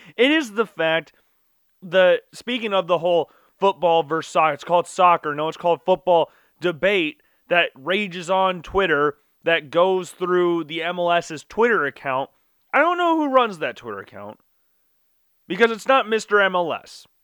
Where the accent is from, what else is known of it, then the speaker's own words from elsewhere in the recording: United States; as an American